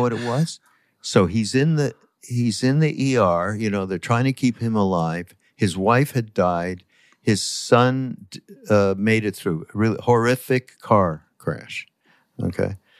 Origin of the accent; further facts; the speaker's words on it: Canada; I'm from Canada